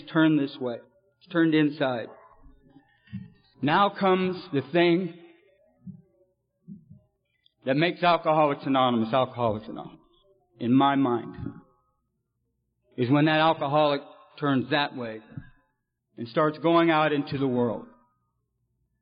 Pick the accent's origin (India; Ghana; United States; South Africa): United States; California; also born or lived in Detroit, Michigan; I was born in Detroit and I come out to California when I was about 4 years old